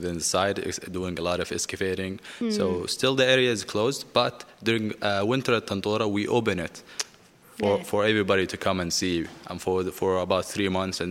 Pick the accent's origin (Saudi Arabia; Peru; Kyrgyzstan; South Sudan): Saudi Arabia; AlUla, Medina Province; English is a second language; also born or lived in Canada; I'm from Al-Ula, and I was born and raised in Al-Ula. I lived for about 18 years in Al-Ula, and then I moved abroad to get my education and to learn English